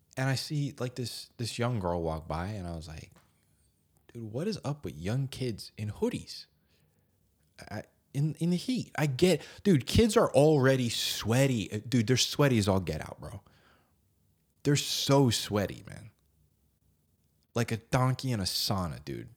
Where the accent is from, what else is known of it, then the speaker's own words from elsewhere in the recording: New Jersey, United States; I'm from New Jersey